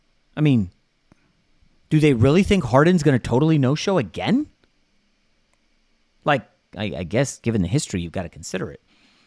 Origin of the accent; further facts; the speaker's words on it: New York, United States; as a New Yorker, I'm conditioned to not like Boston sports.